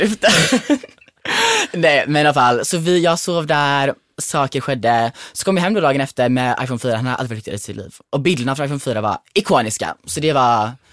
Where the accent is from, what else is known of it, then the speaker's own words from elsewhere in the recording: Kullavik, Halland County, Sweden; jag var med mina kompisar hemma i Kullavik